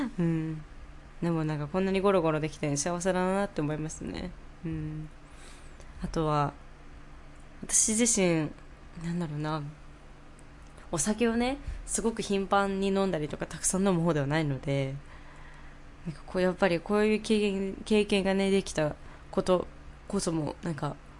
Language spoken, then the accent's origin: Japanese; Japan; now in New York, United States; 日本人日本出身だよ